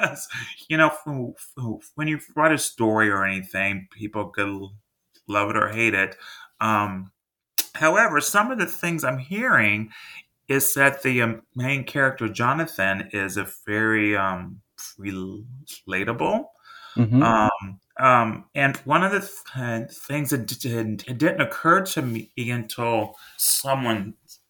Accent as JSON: {"language": "English", "region": "Texas", "country": "United States", "said": "I'm from Texas"}